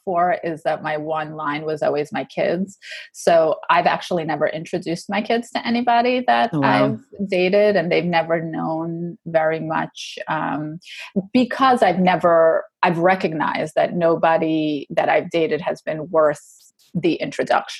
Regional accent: New York, United States; I'm a New Yorker

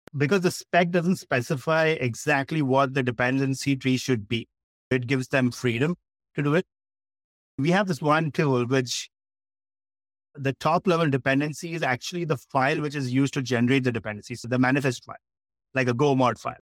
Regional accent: Mumbai, Maharashtra, India; I was born and brought up in Bombay in India

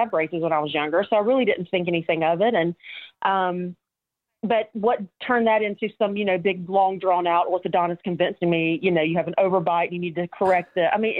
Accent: Mobile, Alabama, United States; here in my hometown

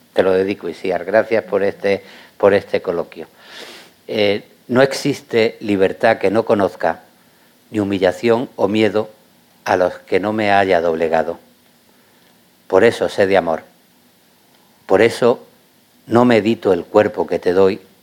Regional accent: Granada, Andalusia, Spain; yo como granadino

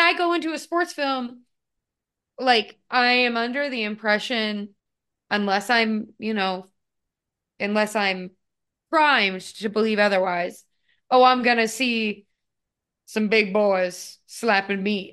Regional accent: United States; growing up in the United States

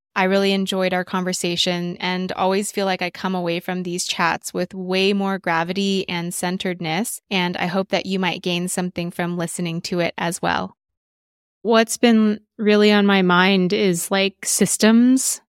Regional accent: Texas, United States; also born or lived in New York; now in Los Angeles, United States; growing up in Texas and going to school in the South.

